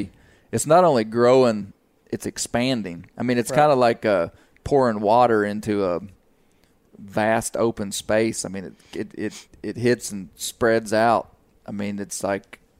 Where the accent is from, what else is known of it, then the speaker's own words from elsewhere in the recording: United States; Growing up in the Washita Mountains, you know, not far from here